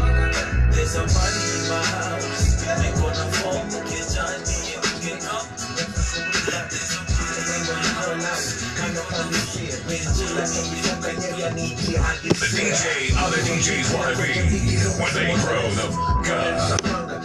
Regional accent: Nairobi, Kenya; also born or lived in Mombasa; I'm from Nairobi. Though currently in Mombasa

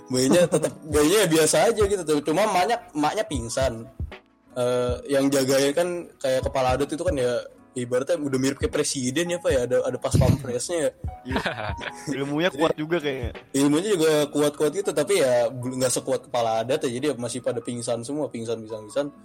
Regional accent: Balikpapan, East Kalimantan, Indonesia; dikirim ke kebetulan ke kota gue di Kalimantan sana di Balikpapan ya kan.

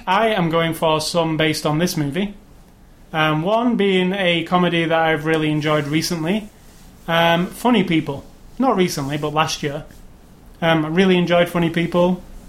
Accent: England, United Kingdom; being an Englishman

